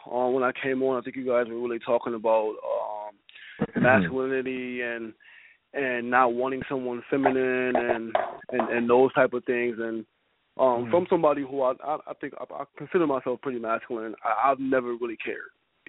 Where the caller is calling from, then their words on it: Buffalo, New York, United States; I'm from Buffalo.